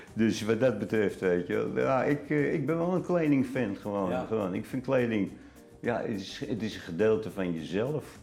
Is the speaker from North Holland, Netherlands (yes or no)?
yes; Amsterdam, North Holland, Netherlands; moved away as an adult; Geboren in Amsterdam en uh, tot 63 er ook gewoond